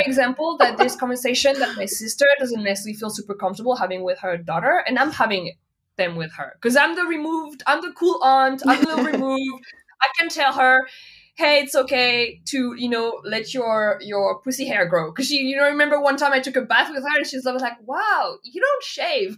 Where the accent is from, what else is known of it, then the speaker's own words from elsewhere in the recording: Nantes, Pays de la Loire, France; English is a second language; moved away as an adult; also born or lived in Paris, France / Montreal, Canada; now in Berlin, Germany; I grew up in Nantes.